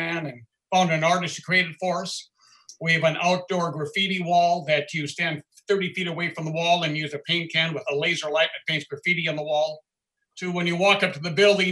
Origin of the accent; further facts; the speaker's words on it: Minnesota, United States; moved away as an adult; now in Las Vegas, United States; I was born in Minnesota, came out with the Air Force, and loaded bombs for 4 years on F-111s.